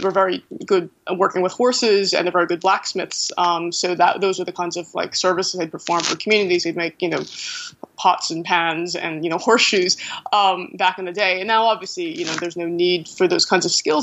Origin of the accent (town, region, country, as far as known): United States; first language English; moved away; also born or lived in Ireland